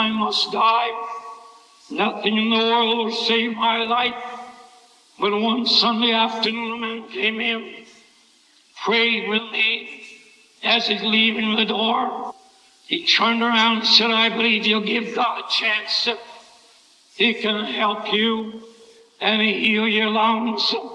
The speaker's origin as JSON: {"language": "English", "area": "Glassboro", "region": "New Jersey", "country": "United States", "tie": "born or raised there", "moved": "yes", "said": "I went back to my hometown, Glasgow, New Jersey"}